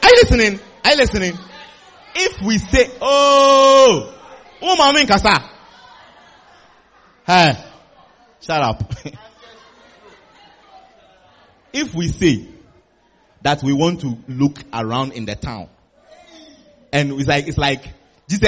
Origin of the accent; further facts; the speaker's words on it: Volta, Ghana; now in Kumasi, Ghana; I am an Ewe. I come from the Wota region